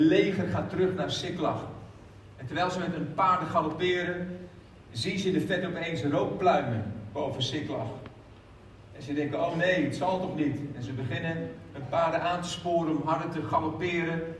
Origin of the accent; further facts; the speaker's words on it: Haarlem, North Holland, Netherlands; ik kom uit Haarlem